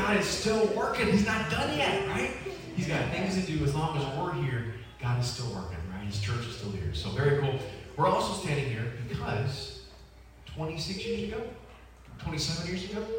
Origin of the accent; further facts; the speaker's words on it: Northern United States, United States; accent: northern; Can everyone understand my northern accent? Am I okay?